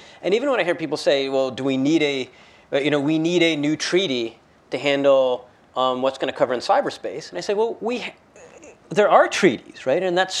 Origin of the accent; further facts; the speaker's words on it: United States; so as an American